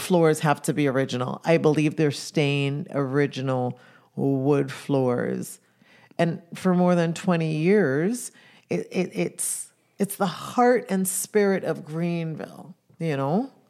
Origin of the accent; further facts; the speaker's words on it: Jamaica; I come from Jamaica. I come from an island that was colonized by the Brits.